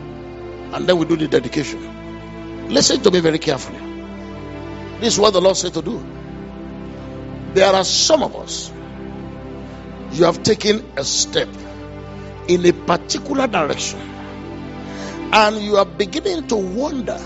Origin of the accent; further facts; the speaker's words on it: Offa, Kwara, Nigeria; we're from Ofa.